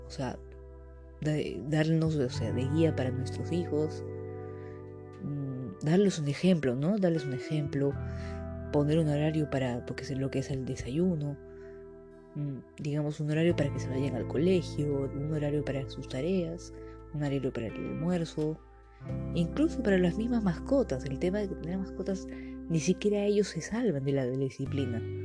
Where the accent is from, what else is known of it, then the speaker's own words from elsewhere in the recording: Peru; yo soy de Perú